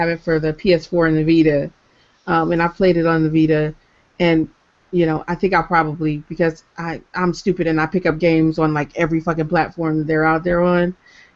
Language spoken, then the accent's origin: English; Michigan, United States; I'm from Michigan